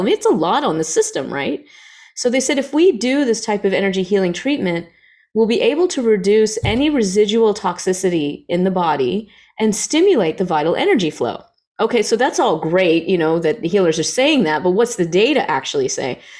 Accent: the South, United States; I grew up in the South

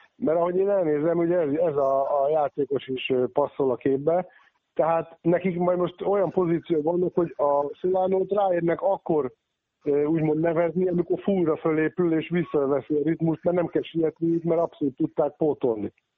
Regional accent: Székesfehérvár, Fejér, Hungary; nekem nevelőegyesületem az Alba régia, ugye most jól tudja az Alba Fehérvár, hiszen ugye én fehérvári születésű vagyok

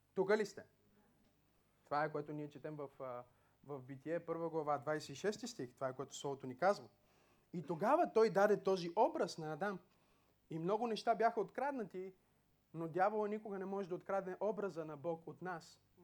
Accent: Bulgaria; ние имаме едно гражданство като българин

